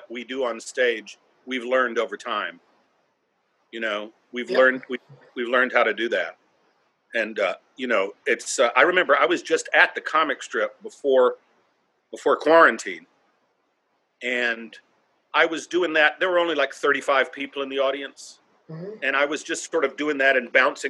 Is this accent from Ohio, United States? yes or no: no; North Carolina, United States; now in New York City, United States; I'm from North Carolina